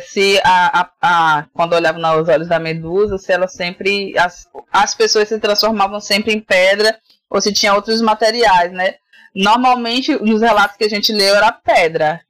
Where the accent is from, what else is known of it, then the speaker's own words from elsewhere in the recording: Salvador, Bahia, Brazil; eu fui criada num bairro periférico de Salvador. Para quem não percebeu, eu sou baiana, né? Moro em Salvador, na Bahia.